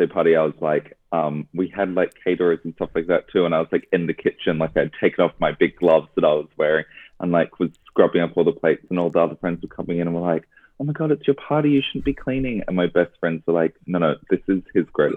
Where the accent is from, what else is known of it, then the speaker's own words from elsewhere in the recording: Sydney, New South Wales, Australia; I grew up here